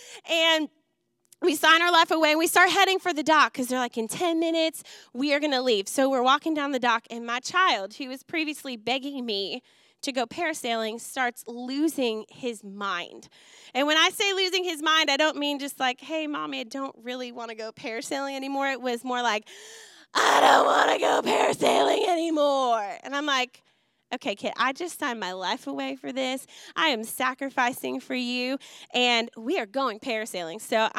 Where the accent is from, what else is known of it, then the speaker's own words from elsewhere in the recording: Wisconsin, United States; Growing up in Wisconsin, I just absolutely adore the things that he's passionate about.